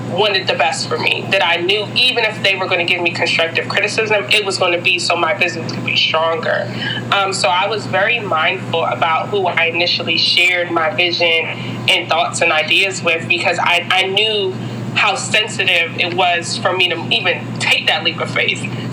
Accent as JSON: {"language": "English", "town": "Hyattsville", "region": "Maryland", "country": "United States", "tie": "born or raised there", "also_born_or_lived": "Ethiopia / Washington, District of Columbia, United States", "said": "I was born in Ethiopia. My family's Jamaican, but I grew up in the Hyattsville, Maryland area. So all my life, I've been in PG County"}